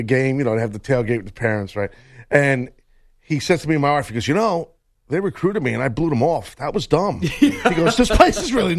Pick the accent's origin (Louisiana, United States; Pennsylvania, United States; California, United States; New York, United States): New York, United States; I'm from New York, but still, as a Met fan